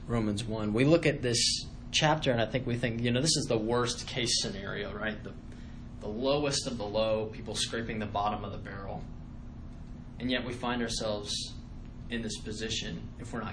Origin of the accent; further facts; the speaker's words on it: United States; growing up in the United States